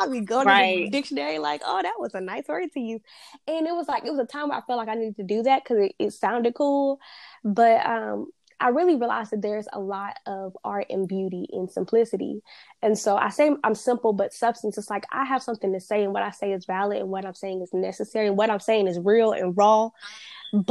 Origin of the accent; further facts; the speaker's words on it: North Carolina, United States; moved away as an adult; also born or lived in Huntsville, Alabama; Being from North Carolina, I wasn't, you know, it's not like North Carolina is a big, huge New York